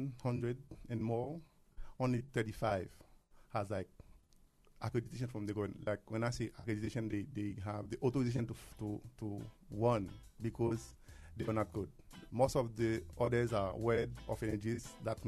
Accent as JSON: {"language": "English", "country": "Haiti", "tie": "born or raised there", "said": "Yes, I'm Haitian, born and raised in Haiti, then everything in Haiti."}